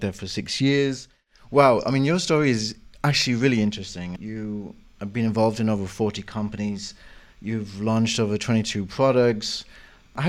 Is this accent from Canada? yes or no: no; United Kingdom; Being British